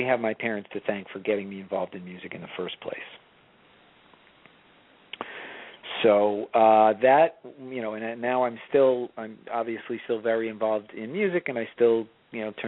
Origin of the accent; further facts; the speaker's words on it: Long Island, New York, United States; also born or lived in Baltimore; I grew up on Long Island